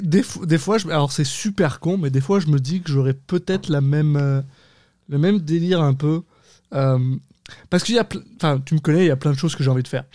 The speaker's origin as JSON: {"language": "French", "country": "France", "moved": "yes", "lives_now": "Quebec, Canada"}